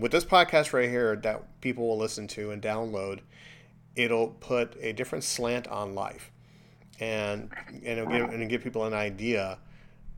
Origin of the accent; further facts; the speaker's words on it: Chicago, Illinois, United States; now in Florida, United States; growing up in Chicago and in apartment complexes